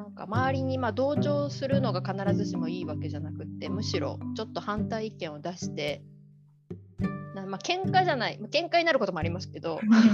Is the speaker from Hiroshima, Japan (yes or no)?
yes; Hiroshima, Japan; moved away; 私広島出身で、はいあのまあ、広島市の高校で